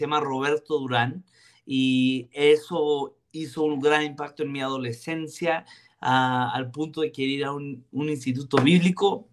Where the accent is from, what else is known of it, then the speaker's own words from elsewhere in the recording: Ciudad Juárez, Chihuahua, Mexico; crecí en Vino Nuevo Juárez, mi abuelo siendo el pastor